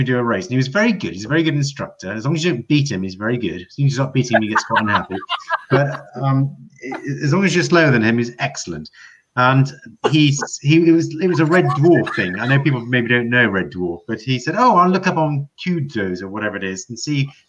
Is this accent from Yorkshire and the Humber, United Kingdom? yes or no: no; Scottish Borders, Scotland, United Kingdom; we grew up in the Scottish Borders, Hugh. That's where we learned to drive